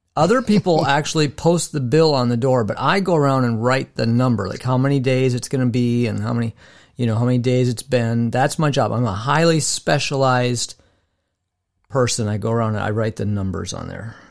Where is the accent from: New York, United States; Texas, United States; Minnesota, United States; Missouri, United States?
Minnesota, United States